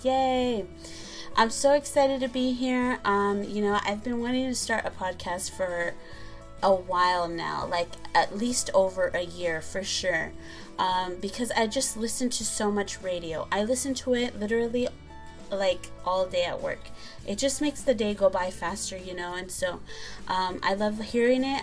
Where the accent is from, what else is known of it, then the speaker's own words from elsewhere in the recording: San Pedro, California, United States; my hometown is San Pedro, California. That city has my heart. I love San Pedro. It just reminds me of my childhood and growing up there